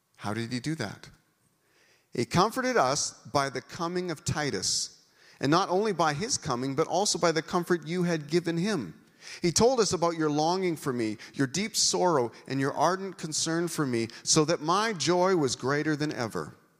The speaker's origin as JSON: {"language": "English", "country": "Canada", "said": "being a Canadian"}